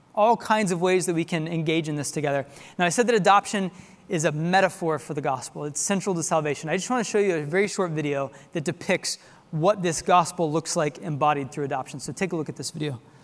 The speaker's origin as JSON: {"language": "English", "town": "Tulsa", "region": "Oklahoma", "country": "United States", "tie": "born or raised there", "moved": "yes", "lives_now": "Texas, United States", "said": "my hometown of Tulsa, Oklahoma."}